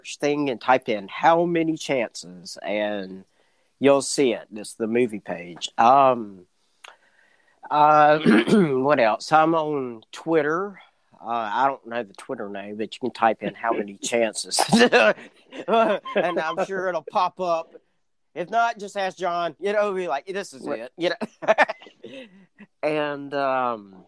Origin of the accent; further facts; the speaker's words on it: Escatawpa, Mississippi, United States; my hometown of Escatawba, Mississippi